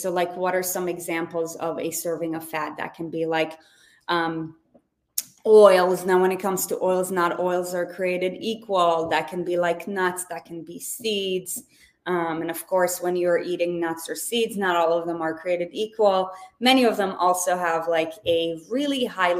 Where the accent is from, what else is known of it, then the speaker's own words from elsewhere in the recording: Israel; moved away; I was born and raised in Israel